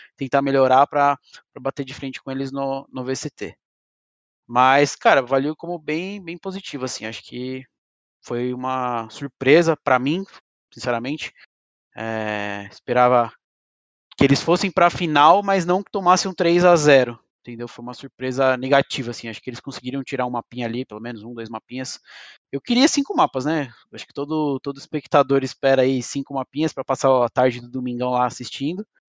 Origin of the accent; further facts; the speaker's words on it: Brazil; como brasileiro